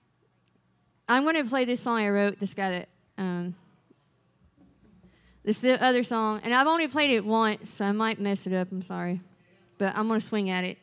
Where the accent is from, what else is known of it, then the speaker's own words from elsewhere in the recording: Arkansas, United States; moved away as an adult; now in Nashville, United States; I'm originally from Arkansas, but Nashville's my home